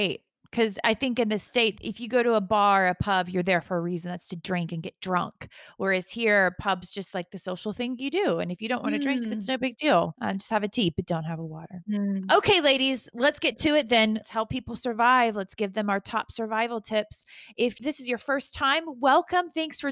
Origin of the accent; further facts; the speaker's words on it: United States; now in England; as an American